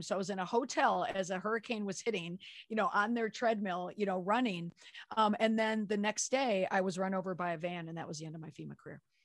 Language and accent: English; Minneapolis, Minnesota, United States; moved away; also born or lived in Washington, D.C.; I grew up in the Twin Cities.